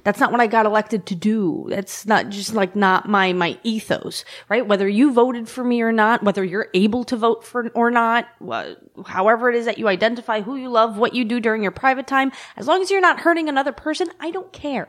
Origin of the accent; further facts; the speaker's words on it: New York City, New York, United States; I've lived in every neighborhood in the district